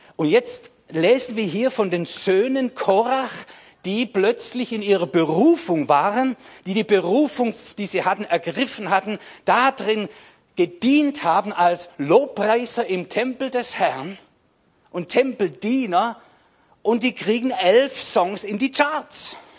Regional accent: Swabia, Germany; ich bin Schwabe

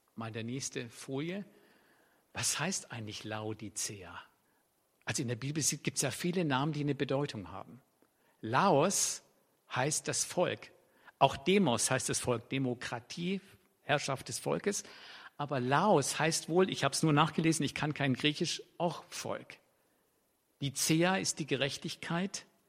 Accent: Swabia, Germany; für mich als Schwabe

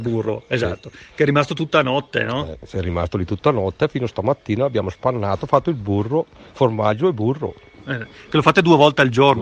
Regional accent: Val Trompia, Lombardy, Italy; siamo dalla Valtrompia

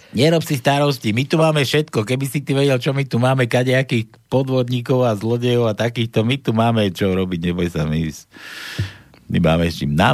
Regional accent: Slovakia; My sme Slováci takí prajní, vieš.

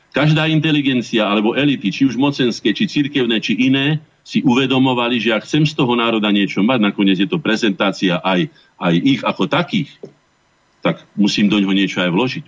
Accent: Slovakia; sme Slováci

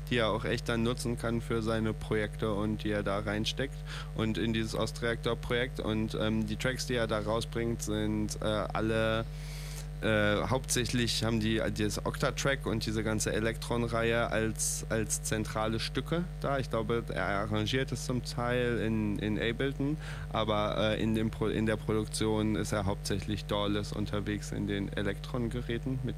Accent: North Rhine-Westphalia, Germany; ich komme ja auch aus Nordrhein-Westfalen.

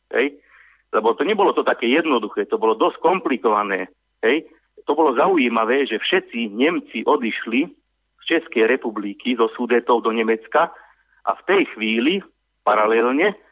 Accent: southern Slovakia, Slovakia; nejaký občan ako ja, ktorý sa narodil na južnom Slovensku a žije na južnom Slovensku, ktorý vie po maďarsky, po rómsky, po anglicky, po rusky a tak ďalej

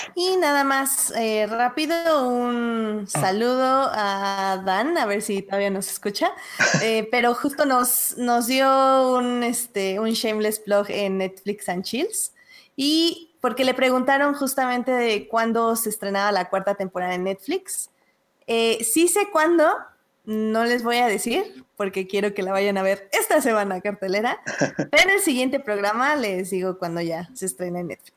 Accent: Mexico; nosotros como buenos mexicanos

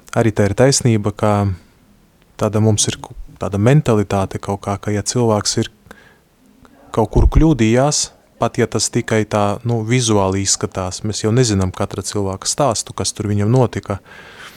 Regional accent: Latvia; Es esmu no Latvijas

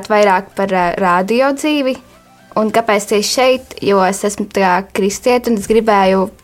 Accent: Barkava, Madona Municipality, Latvia; Es esmu no Barkavas, bet pašlaik dzīvoju Valmjerā.

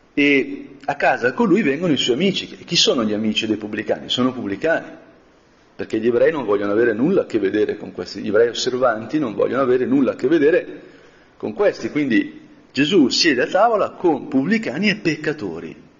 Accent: Brianza, Lombardy, Italy; da Brianzola

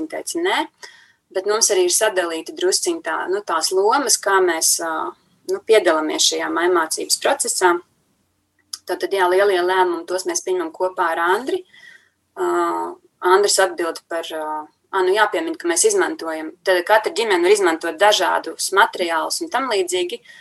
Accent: Latvia; mēs esam latvieši, ka mēs dzīvojam šajā brīnišķīgajā zemītē

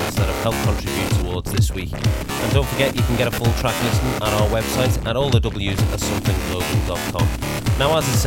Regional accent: Liverpool, North West England, United Kingdom; my hometown of Liverpool

